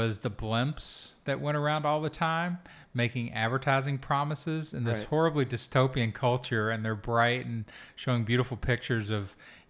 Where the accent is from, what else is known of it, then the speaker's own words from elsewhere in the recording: Kentucky, United States; I'm from Kentucky. I did not ignore it. I grew up in it.